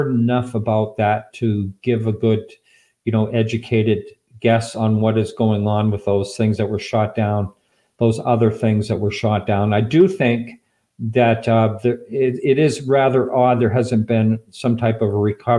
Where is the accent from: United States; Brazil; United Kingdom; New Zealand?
United States; Boston, Massachusetts; moved away; also born or lived in Marin County, California / Russia; I was born in Boston myself